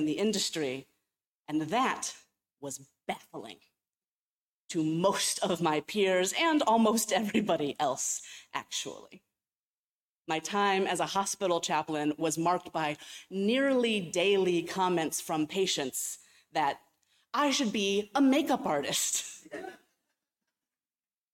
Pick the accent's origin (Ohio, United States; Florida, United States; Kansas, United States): Ohio, United States; Cleveland; moved away as an adult; also born or lived in California; I was from Cleveland. I had grown up in the Midwest